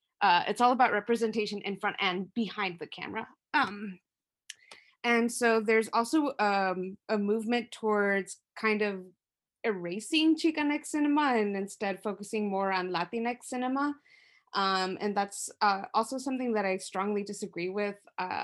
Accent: San Diego, California, United States; growing up in San Diego.

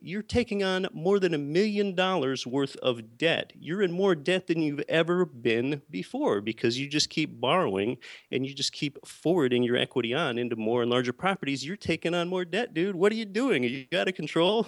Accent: Pennsylvania, United States; moved away as an adult; now in Anchorage, United States; I was born and raised in Pennsylvania, and I did not come from an entrepreneurial or a real estate family at all

